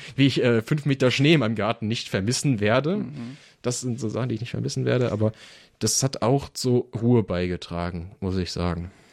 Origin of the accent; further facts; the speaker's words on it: Bottrop, North Rhine-Westphalia, Germany; moved away as an adult; also born or lived in Biberach; ich komme halt aus der Metropole, bin halt Kind des Ruhrgebiets, man hört es vielleicht auch